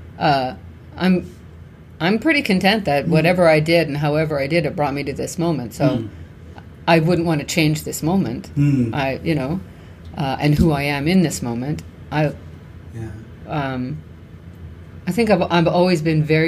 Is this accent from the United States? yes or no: no; Canada; we're Canadian.